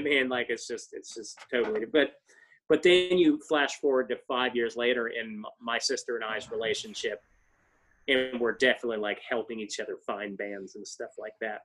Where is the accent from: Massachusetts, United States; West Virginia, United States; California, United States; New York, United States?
West Virginia, United States; small town; born or raised there